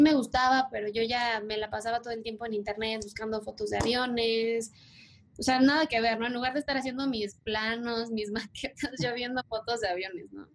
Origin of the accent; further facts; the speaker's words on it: Mexico City, Mexico; yo soy de Ciudad de México